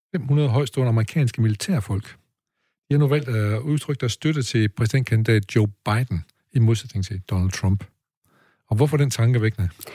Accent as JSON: {"language": "Danish", "town": "Aarhus", "region": "Central Denmark Region", "country": "Denmark", "tie": "born or raised there", "said": "da jeg voksede op i Aarhus"}